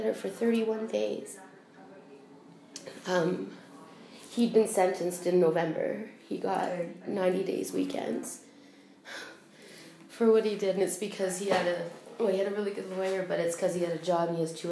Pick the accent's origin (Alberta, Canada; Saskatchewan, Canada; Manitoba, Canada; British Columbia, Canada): Alberta, Canada; now in Prince Edward Island, Canada; I'm from Alberta, originally.